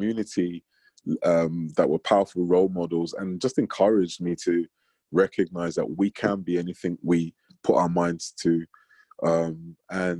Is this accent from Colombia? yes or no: no; London, United Kingdom; I grew up in North London in the 80s